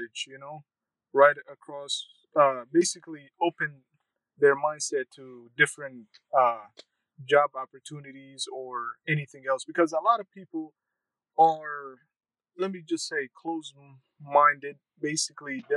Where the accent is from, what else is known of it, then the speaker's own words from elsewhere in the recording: Sioux Falls, South Dakota, United States; also born or lived in Somalia / Kenya; I grew up in South Dakota, Sioux Falls, South Dakota. Yes. I came to the United States in 1997, by the end of 1997, and as a refugee and been located to Sioux Falls, South Dakota